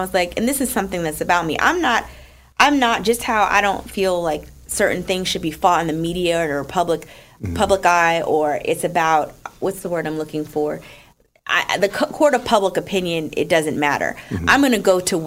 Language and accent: English; Newark, New Jersey, United States; I'm from Newark